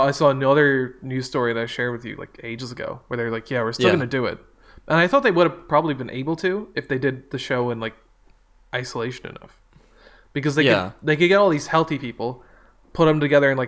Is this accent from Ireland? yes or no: yes; Ireland; us as Irish citizens of the world